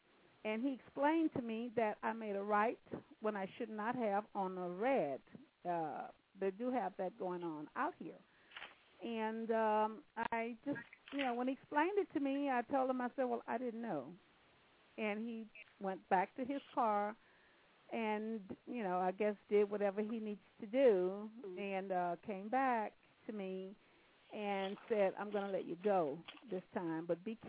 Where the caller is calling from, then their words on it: California, United States; Hi. I'm calling from California.